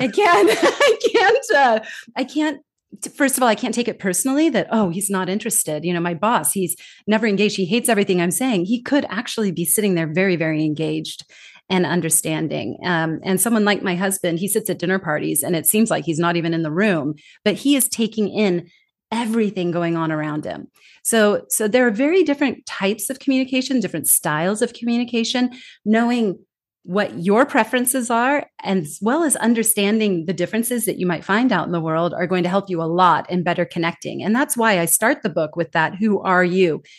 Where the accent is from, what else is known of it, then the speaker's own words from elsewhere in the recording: California, United States; moved away as an adult; also born or lived in Denmark; now in Singapore; I'm originally from California, born and raised